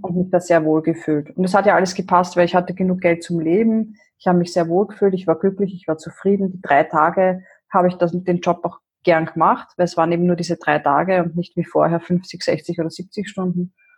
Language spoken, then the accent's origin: German; Vienna, Austria; moved away as an adult; now in Upper Austria, Austria; ich komme ursprünglich aus Wien